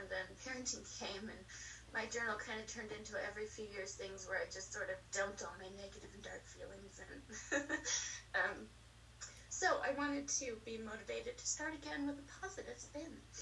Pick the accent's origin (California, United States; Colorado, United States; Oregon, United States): Colorado, United States; moved away as an adult; also born or lived in the South / the East; now in Colorado Springs, United States; I grew up in Colorado